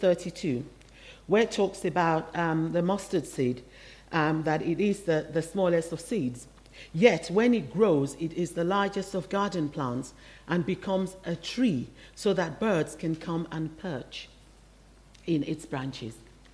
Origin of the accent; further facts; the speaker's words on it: Nigeria; born there; English is a second language; I was born in Nigeria. I hope you can still tell by my accent. It hasn't completely disappeared.